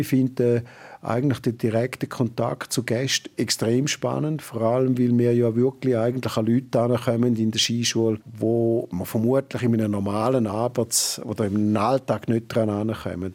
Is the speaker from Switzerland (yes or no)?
yes; Toggenburg, St. Gallen, Switzerland; also born or lived in New Zealand; now in Arosa, Switzerland; ich bin ja ursprünglich aus dem Tackenburg, bin dort auch aufgewachsen